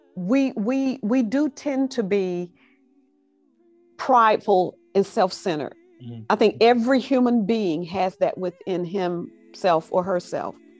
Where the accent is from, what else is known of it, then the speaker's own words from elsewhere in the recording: Alabama, United States; Growing up in Alabama is where I got these roots